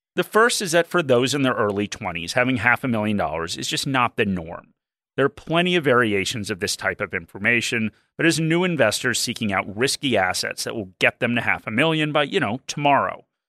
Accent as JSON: {"language": "English", "country": "Australia", "said": "as an Australian"}